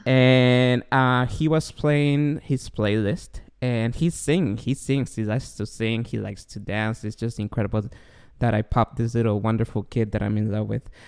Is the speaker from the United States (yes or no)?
no; Guatemala; moved away; I grew up in Guatemala